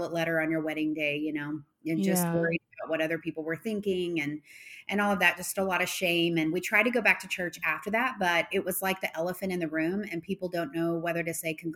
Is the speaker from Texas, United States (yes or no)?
yes; Arlington, Texas, United States; also born or lived in Fort Worth; I've always grown up in Texas, kind of Fort Worth, Arlington area.